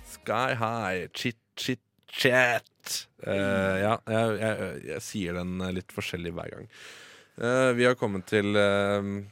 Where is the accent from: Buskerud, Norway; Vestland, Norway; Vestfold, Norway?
Buskerud, Norway; Drammen; Jeg er fra Drammen.